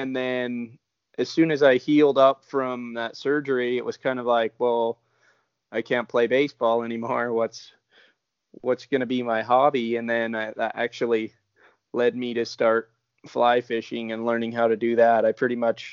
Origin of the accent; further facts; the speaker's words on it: Logan, Utah, United States; also born or lived in Richfield, Utah / Ogden, Utah; we actually moved up to northern Utah in a little town called Logan. And I lived there for 24 years